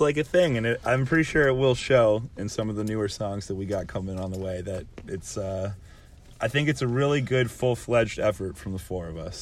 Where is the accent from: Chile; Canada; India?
Canada; Being a Canadian band